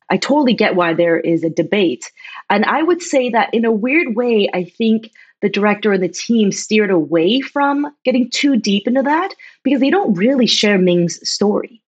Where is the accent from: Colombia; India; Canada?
Canada; just outside Toronto, Ontario; also born or lived in China; I'm a Chinese Canadian that was born in China and I came to Canada when I was six. And I grew up just outside Toronto in a small town.